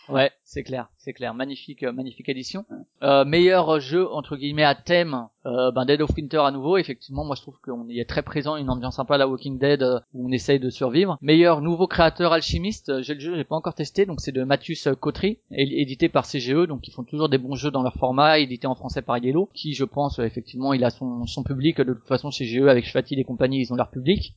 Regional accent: Strasbourg, Grand Est, France; je suis de Strasbourg

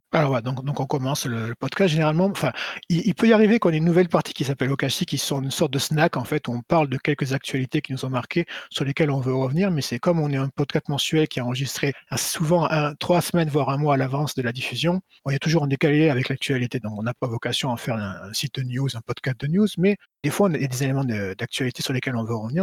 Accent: Marseille, Provence-Alpes-Côte d'Azur, France; moved away as an adult; now in Tokyo, Japan; je suis de Marseille

